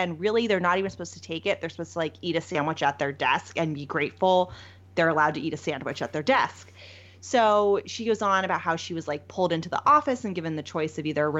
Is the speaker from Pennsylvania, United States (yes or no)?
yes; Pennsylvania, United States; born or raised there